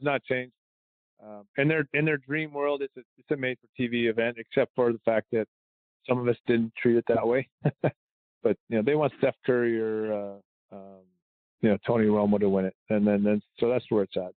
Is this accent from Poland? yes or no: no; Canada; I'm Canadian.